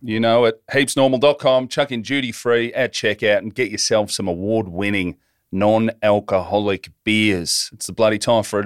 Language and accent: English; Hoppers Crossing, Victoria, Australia; my mates that I grew up with in Hoppers